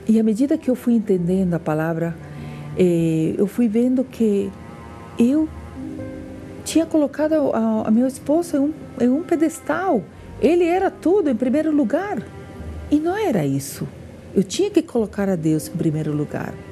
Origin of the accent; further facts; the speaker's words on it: Peru; Portuguese is a second language; moved away as an adult; now in Brasília, Brazil; Eu sou peruana